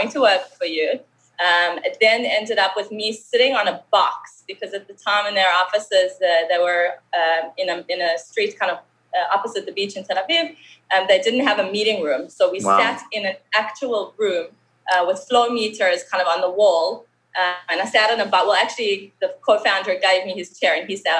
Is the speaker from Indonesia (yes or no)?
no; Johannesburg, Gauteng, South Africa; accent: South African; moved away as an adult; now in Israel; I made Aliyah. I moved from Johannesburg, from South Africa. You can still hear the accent